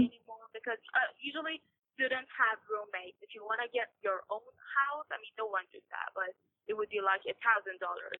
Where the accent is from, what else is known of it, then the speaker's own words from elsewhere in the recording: Iran; I'm from Iran